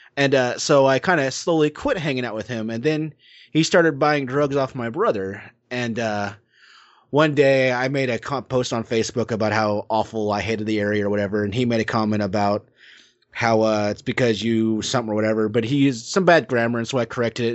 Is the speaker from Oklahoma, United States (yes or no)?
yes; Oklahoma, United States; my hometown in Oklahoma